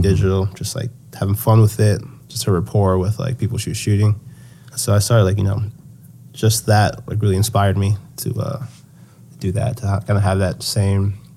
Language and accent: English; Nigeria; we're Nigerian, so there's a lot of different things. Like when people pass away, usually they prefer to be buried at home. Um, so I knew that I was going to go to Nigeria